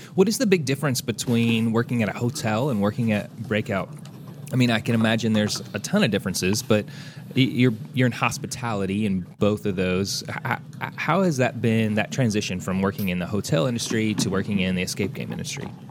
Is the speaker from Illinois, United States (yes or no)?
no; Santa Claus, Indiana, United States; I grew up in Santa Claus, Indiana